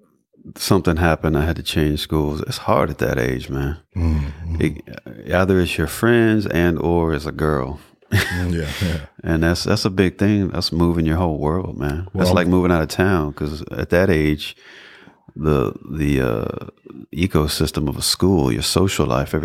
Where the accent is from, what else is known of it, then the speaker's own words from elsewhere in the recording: Memphis, Tennessee, United States; It's my hometown too.